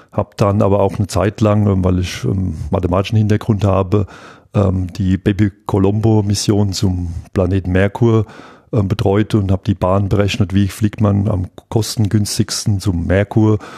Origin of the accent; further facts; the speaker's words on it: Aschaffenburg, Bavaria, Germany; wenn hier in Darmstadt ähm, das Raumfahrtzentrum ist, ich komme aus Aschaffenburg